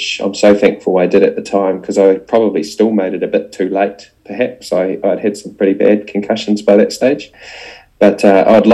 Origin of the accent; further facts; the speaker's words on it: New Zealand; also born or lived in Dunedin, New Zealand; as a Kiwi